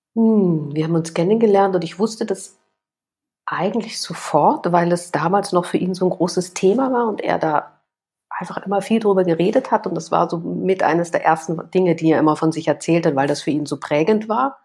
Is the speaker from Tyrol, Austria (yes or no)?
no; Vienna, Austria; Ich komme aus Wien